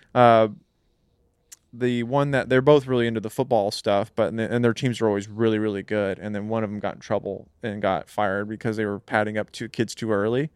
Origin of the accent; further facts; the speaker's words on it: California, United States; growing up in California